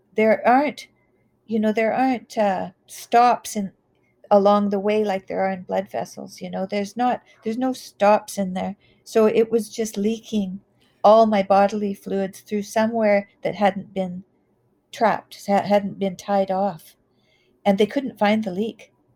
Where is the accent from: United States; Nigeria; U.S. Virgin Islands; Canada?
Canada; I grew up in the Wild West. I grew up in, I graduated in 1979, which was at the height of alcohol and drug use in Canada. And we had a lot of oil money